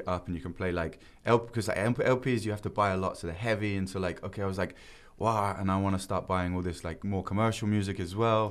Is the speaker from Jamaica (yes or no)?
no; England, United Kingdom; now in Korea; I'm still English